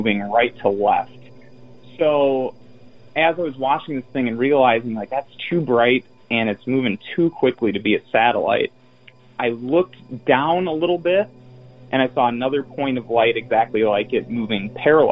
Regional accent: Roscoe, Illinois, United States; my hometown in Roscoe, Illinois

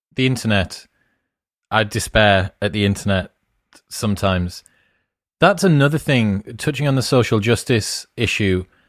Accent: England, United Kingdom; we're English

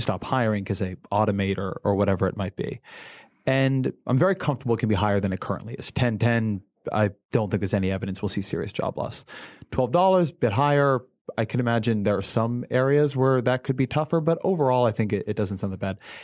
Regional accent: California, United States; I'm a Californian.

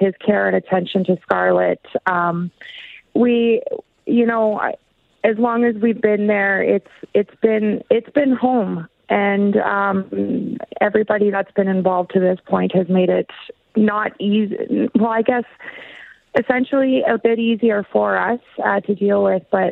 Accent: Peace River, Alberta, Canada; now in Yukon, Canada; I was born and raised in Peace River, so north of Edmonton

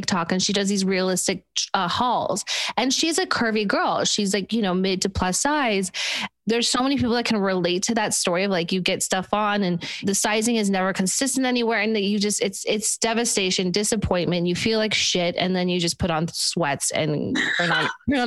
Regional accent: Utah, United States; I'm from Utah

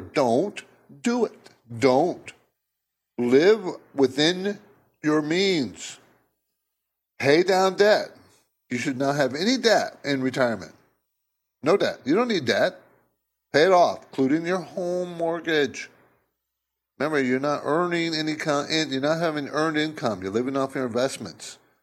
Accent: San Diego, California, United States; moved away as an adult; also born or lived in New Jersey; I grew up in the West Coast in San Diego

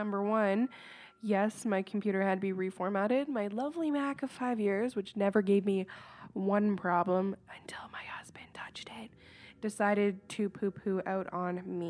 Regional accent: Woodstock, Ontario, Canada; I am from Woodstock, Ontario, Canada

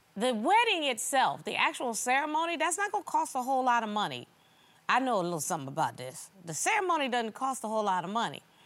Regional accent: the South, United States; I'm from the South

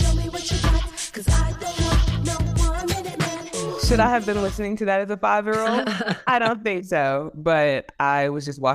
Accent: Louisiana, United States; moved away as an adult; now in Texas, United States; I'm from Louisiana

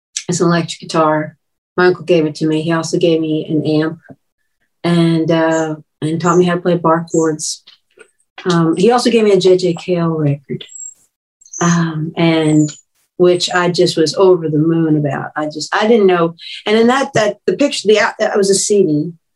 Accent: Long Island, New York, United States; born or raised there

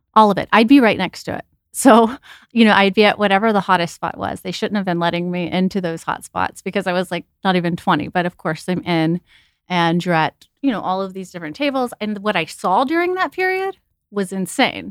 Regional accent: Texas, United States; moved away; I was never a pageant girl growing up in Texas.

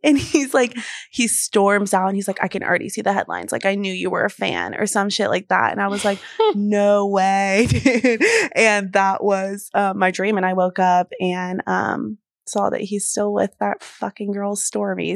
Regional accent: the South, United States; I grew up in the South

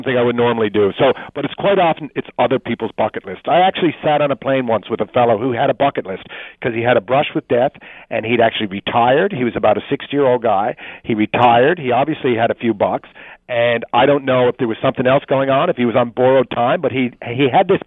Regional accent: Newfoundland and Labrador, Canada; growing up in Newfoundland

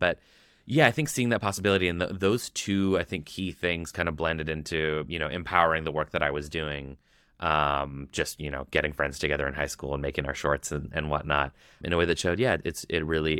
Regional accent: Canada; We're 10 years old. We're Canadian.

